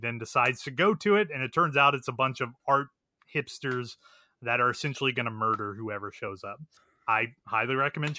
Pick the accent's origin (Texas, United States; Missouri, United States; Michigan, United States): Missouri, United States; I'm from Missouri